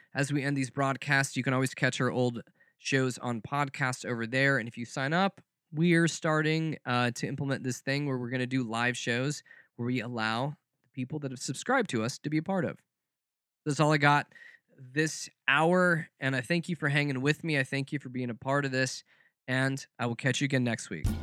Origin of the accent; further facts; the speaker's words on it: the South, United States; growing up in the South